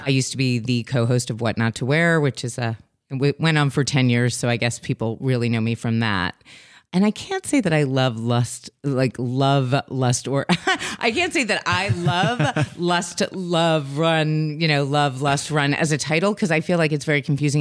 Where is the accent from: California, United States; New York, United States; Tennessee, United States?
New York, United States; New York City; I grew up in New York City